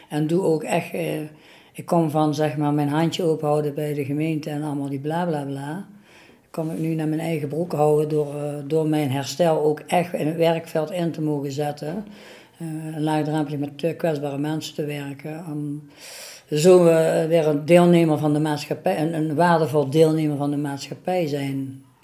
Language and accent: Dutch; Venlo, Limburg, Netherlands; ik kom uit Venlo en ik ben al 59 jaar.